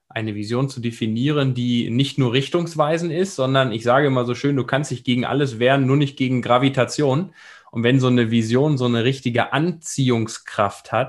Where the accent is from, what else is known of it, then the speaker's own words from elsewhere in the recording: Germany; was wir so als Deutsche, ich sage mal alle, die sich mit Projektmanagement be beschäftigen